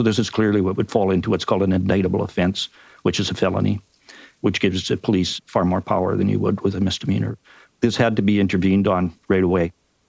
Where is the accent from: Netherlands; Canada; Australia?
Canada; accent: Canadian; you have to put up with my Canadian accent too.